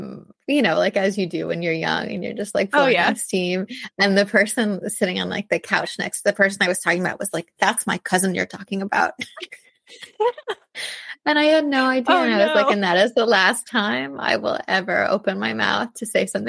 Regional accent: Ohio, United States; So I grew up in in rural Ohio in this town of 1300, which is tiny, like 1300 people. And I wasn't from there. I moved there when I was 5.

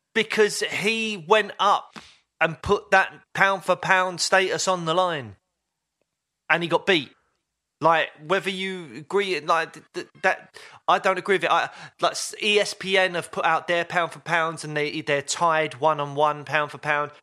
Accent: United Kingdom; as a British M M A fan

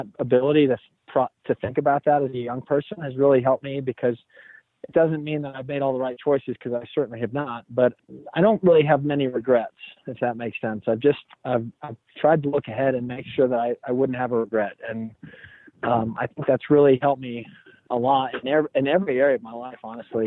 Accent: Houston, Texas, United States; moved away as an adult; now in New Orleans, United States; I'm from Houston originally, so being in New Orleans has really been nice to be close to home

